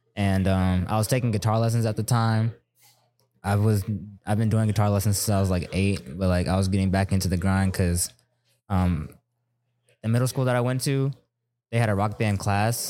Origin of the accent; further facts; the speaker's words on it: Maryland, United States; moved away as an adult; also born or lived in Germany / Texas; we came to Maryland. I stayed there from, since I was two to eighteen